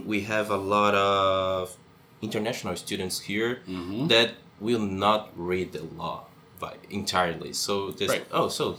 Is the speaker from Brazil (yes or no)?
yes; Brazil; moved away as an adult; also born or lived in São Paulo; now in Canada; because I'm an international student. Mm-hmm. I'm from Brazil